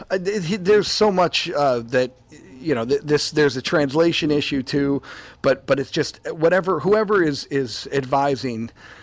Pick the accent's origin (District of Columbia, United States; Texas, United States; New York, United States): New York, United States; Buffalo; We're from Buffalo